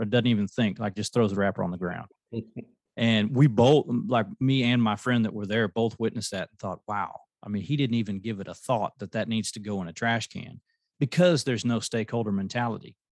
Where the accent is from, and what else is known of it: United States